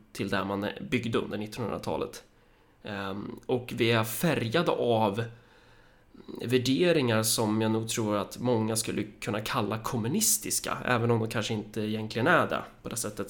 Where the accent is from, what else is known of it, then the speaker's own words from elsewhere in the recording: Sweden; vi som svenskar så har vi ju en viss sorts kultur